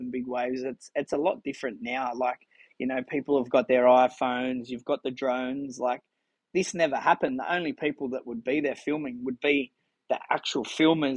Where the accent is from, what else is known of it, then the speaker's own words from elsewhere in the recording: Sydney, New South Wales, Australia; growing up in Maroubra